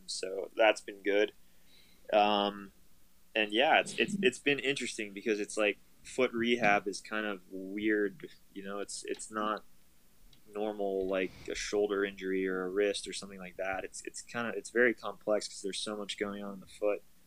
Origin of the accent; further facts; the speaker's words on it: Pittsburgh, Pennsylvania, United States; I go home to Pittsburgh, see my family for a couple days